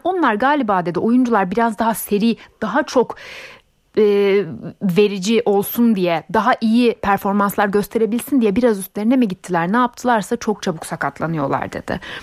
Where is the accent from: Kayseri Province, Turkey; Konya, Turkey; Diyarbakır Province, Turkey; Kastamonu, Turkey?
Kayseri Province, Turkey; benim de memleketim Kayseri zaten. Hemşerilerim bana kızmasın